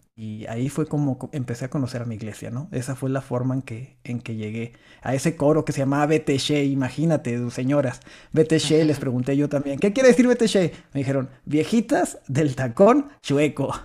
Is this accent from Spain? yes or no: no; Meoqui, Chihuahua, Mexico; accent: norteño; soy de Chihuahua, Chihuahua. Bueno, de un pueblito de, por ahí pegado, cerquita a Chihuahua, Chihuahua, que es Meoki, una ranchería